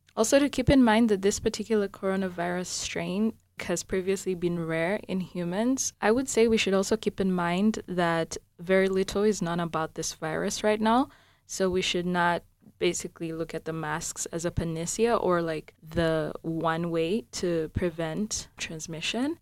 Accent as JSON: {"language": "English", "country": "Uganda", "moved": "yes", "said": "I'm from Uganda, which is the warmer parts of the African continent"}